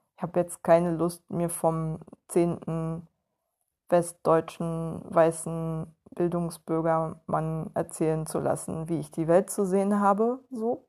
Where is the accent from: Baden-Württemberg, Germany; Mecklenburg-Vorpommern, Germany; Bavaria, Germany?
Mecklenburg-Vorpommern, Germany; Western Pomerania; moved away; ich auch aus der hinterletzten Provinz komme